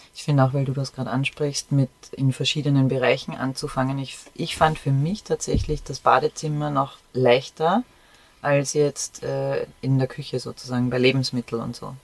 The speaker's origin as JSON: {"language": "German", "country": "Austria", "said": "bei uns in Österreich"}